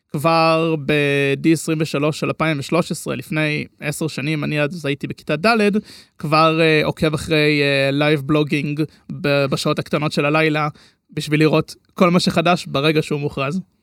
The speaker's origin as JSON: {"language": "Hebrew", "town": "Herzliya", "region": "Tel Aviv District", "country": "Israel", "said": "בן 23, אה, מהרצליה"}